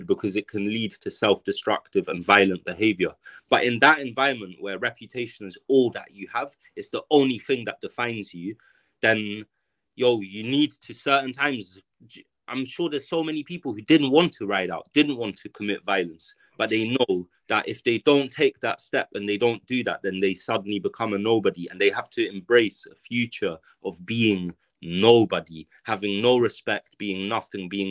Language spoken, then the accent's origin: English; London, United Kingdom; so I grew up in South Kilburn for, I spent 15 years of my life, or more than 15 years of my life in South Kilburn